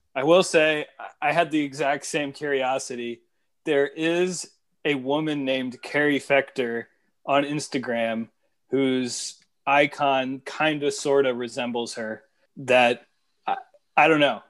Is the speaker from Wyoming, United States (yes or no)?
no; Northern Virginia, United States; I grew up in Northern Virginia